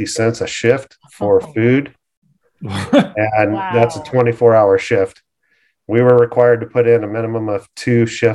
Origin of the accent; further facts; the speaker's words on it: Costa Mesa, California, United States; I grew up in Costa Mesa, finished high school there